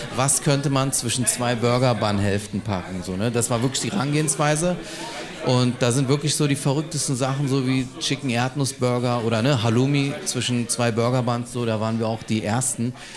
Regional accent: Berlin, Germany; gebürtiger Berliner, ja, aus Berlin-Neukölln

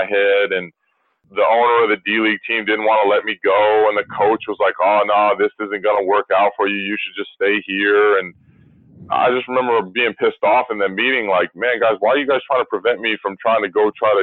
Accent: United States; as an American

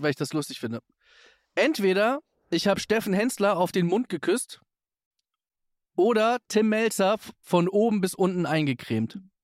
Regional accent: Hamburg, Germany; wir sind ja beide Hamburger

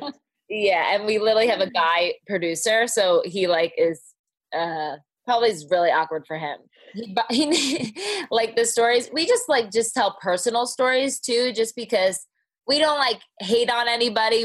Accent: New Jersey, United States; accent: Jersey; now in Dallas, United States; I grew up in Jersey

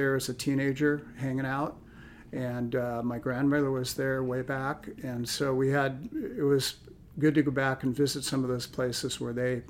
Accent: Los Angeles, California, United States; also born or lived in Newport Beach, California / Carpinteria, California; I grew up born in Newport and then moved to West LA when I was about five, and grew up in West Los Angeles

